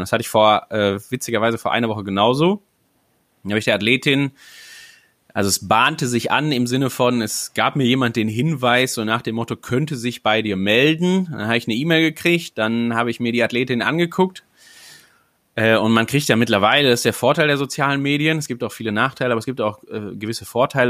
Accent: Sauerland, North Rhine-Westphalia, Germany; now in Elmshorn, Germany; als gebürtiger Sauerländer

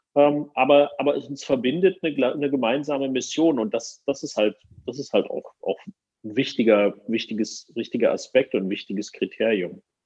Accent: Germany; als Deutscher

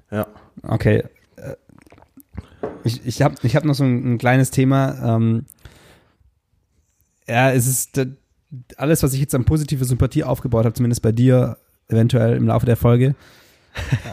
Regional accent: Kirchheim, Baden-Württemberg, Germany; Die Minibar ist eine Mietbar in Stuttgart. Äh, in, in Kirchheim, da, da wo ich herkomme.

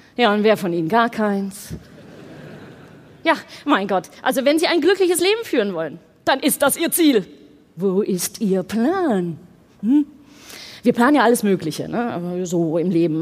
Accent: Netherlands; ich bin Holländerin.

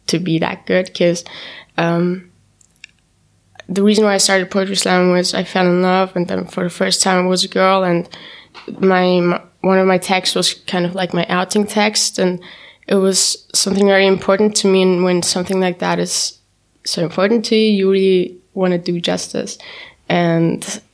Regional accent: Vienna, Austria; first language German; English is a second language; also born or lived in Istanbul, Turkey; I was born in Istanbul, Turkey, and when I was 2 years old, I moved to Austria with my mom, and I grew up here, I went here to school

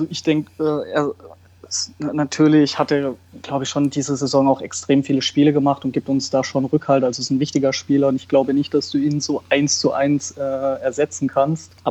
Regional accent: Karlsruhe, Baden-Württemberg, Germany; Also ich bin in Karlsruhe geboren und wurde dann schon mit drei, vier, vier, fünf zum KSC das erste Mal mit meinem Vater mitgenommen.

